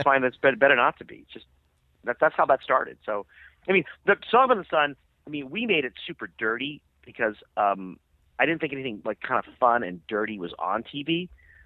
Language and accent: English; Boston, Massachusetts, United States; I'm from Boston